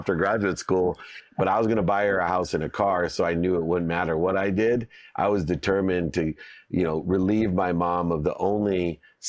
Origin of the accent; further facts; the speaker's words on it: Akron, Ohio, United States; growing up in Akron, Ohio, I had very little